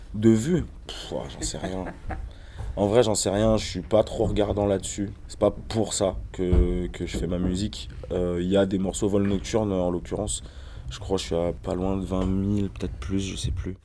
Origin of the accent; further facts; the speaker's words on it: Ain, Auvergne-Rhône-Alpes, France; Je viens de la campagne, je viens de l'Ain.